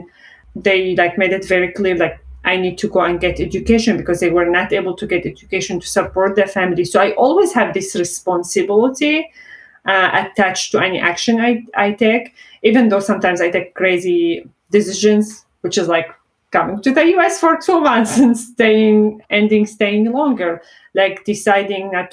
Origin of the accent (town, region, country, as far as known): Syria; born or raised there; English is a second language; moved away as an adult